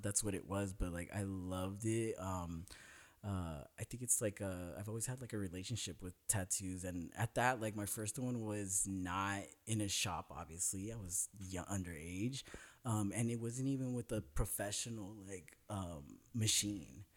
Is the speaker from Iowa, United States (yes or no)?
no; Northern California, United States; now in Los Angeles, United States; I'm from Northern California